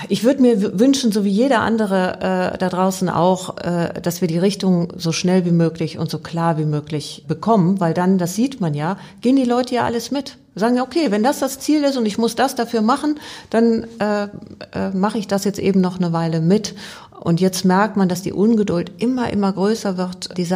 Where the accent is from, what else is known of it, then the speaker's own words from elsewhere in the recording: Rhineland, Germany; born there; Ich bin ähm, im Rheinland geboren und äh